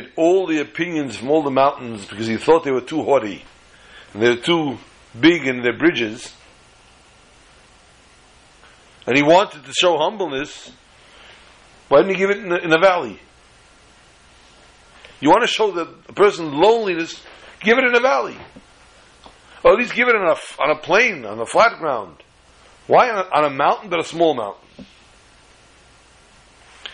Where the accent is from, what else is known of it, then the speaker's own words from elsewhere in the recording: United States; I was born in America